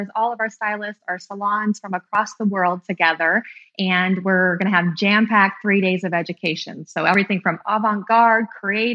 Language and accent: English; Montana, United States; also born or lived in New Orleans / Denver / Seattle; now in Texas, United States; I'm from Montana